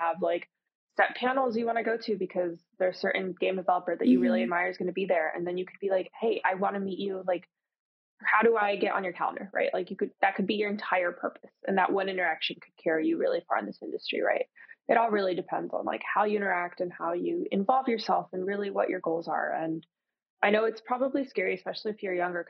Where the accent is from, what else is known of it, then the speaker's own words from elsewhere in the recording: Florida, United States; I'm from Florida